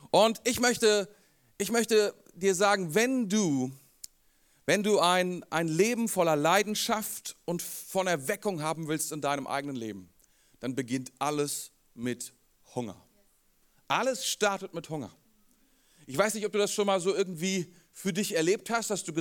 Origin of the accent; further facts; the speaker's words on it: Rendsburg, Schleswig-Holstein, Germany; born there; Ich bin geboren in Rheinland, ich bin geboren in Rendsburg. Für einen Rendsburger ist das hier Italien.